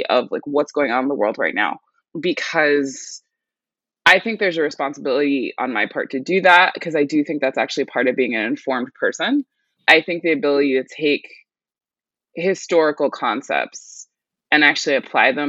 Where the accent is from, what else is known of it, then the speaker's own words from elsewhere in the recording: New York City, New York, United States; I was born and raised in New York City